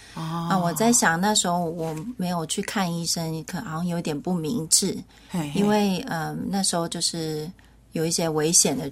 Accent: Taiwan; also born or lived in Hawaii, United States; 我是闽南人。

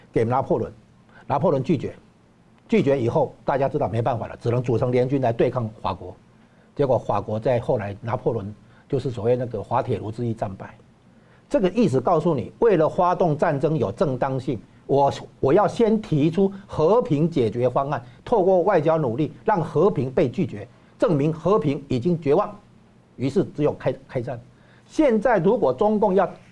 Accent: Taiwan; 对我们台湾这边来讲

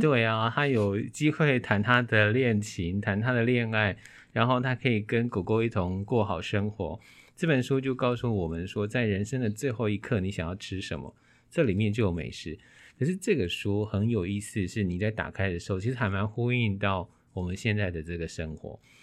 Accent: Taiwan; 因为我们台湾并不是一个吃精致点心的长大的

